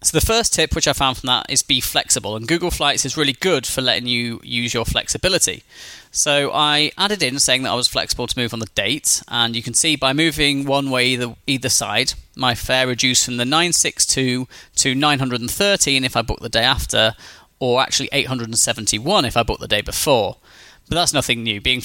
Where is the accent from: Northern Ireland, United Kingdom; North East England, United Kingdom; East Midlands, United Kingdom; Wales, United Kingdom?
North East England, United Kingdom; Newcastle upon Tyne; my hometown of Newcastle in the United Kingdom